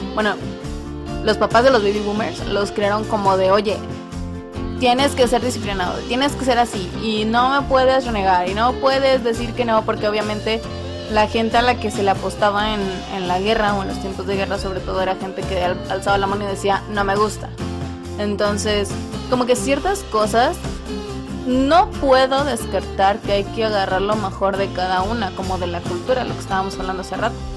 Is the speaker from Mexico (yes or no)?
yes; Mexico; Yo soy mexicano y que mexicanos nos sentimos mexicanos aquí en China